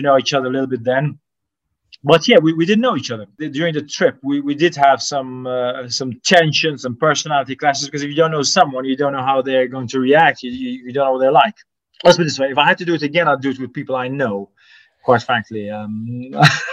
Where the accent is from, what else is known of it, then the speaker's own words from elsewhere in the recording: Sliema, Malta; I grew up in Slima, very close to the sea